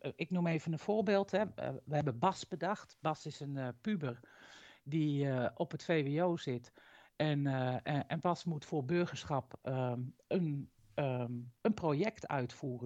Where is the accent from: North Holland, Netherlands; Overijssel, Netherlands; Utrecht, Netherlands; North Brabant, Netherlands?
Utrecht, Netherlands; moved away as an adult; now in Drenthe, Netherlands; Oorspronkelijk kom ik uit Utrecht